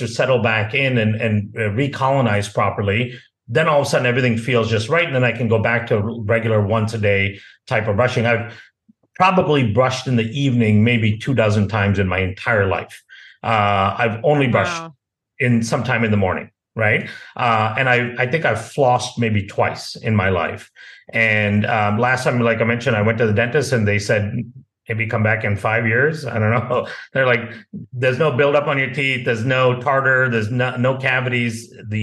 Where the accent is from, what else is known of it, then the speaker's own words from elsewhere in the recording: India; also born or lived in Malaysia; now in United States; I grew up in India and Malaysia